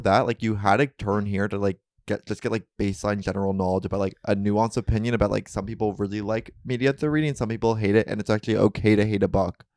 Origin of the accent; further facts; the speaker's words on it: New York, United States; growing up in New York